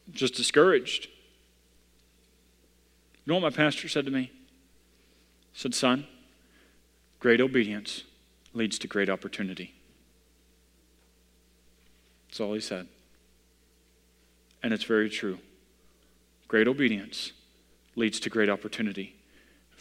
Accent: Missouri, United States; I come from Missouri

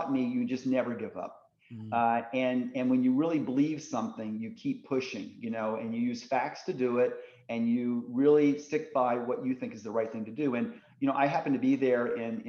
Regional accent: Indiana, United States; I grew up in Indiana

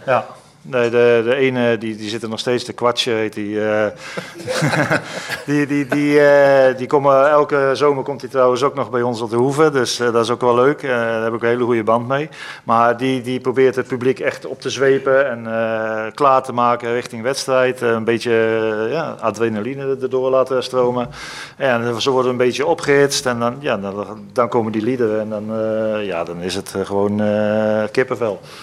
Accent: Holland, Netherlands; als Hollander zijnde

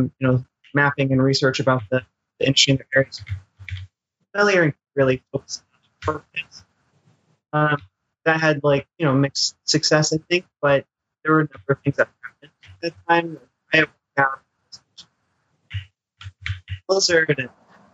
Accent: Midwest, United States; accent: Midwestern; my Midwestern crappy accent.

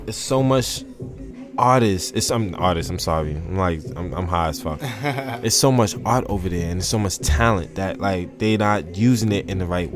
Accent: New York, United States; Born and raised in Harlem, New York

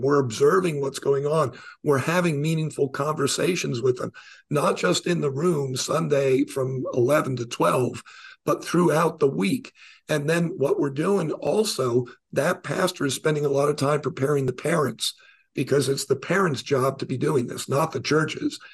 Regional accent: New York, United States; I was born in New York

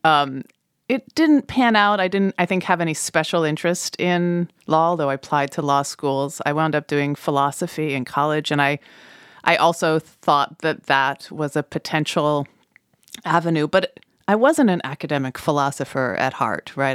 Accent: Colorado, United States; moved away; growing up in Colorado

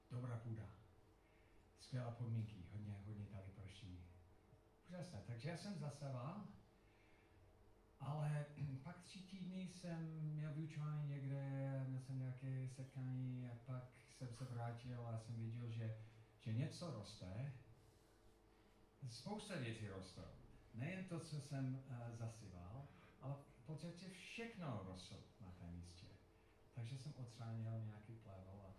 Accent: Colorado, United States; Czech is a second language; moved away; Já jsem vyrůstal v Colorado a tam je to suché

